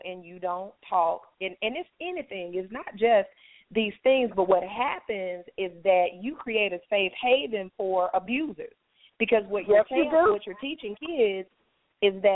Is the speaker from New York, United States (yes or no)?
no; Alabama, United States; I'm from Alabama as well